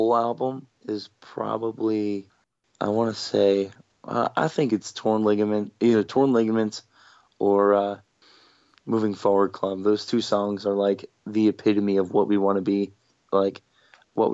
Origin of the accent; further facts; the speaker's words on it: Toms River, New Jersey, United States; We're from Toms River